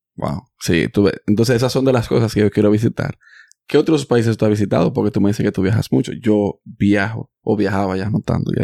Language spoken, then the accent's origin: Spanish; Dominican Republic; now in United States; Yo nací en Estados Unidos, pero yo soy dominicano porque yo me crié allá.